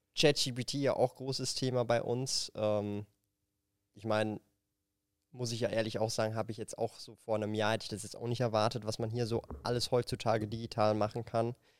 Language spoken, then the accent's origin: German; Zurich, Switzerland; ich komme halt aus Zürich